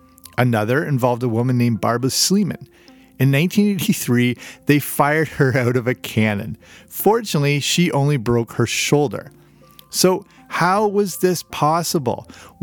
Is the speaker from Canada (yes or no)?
yes; Canada; also born or lived in England; So I'm Canadian and partly grew up in England, as I've covered on this show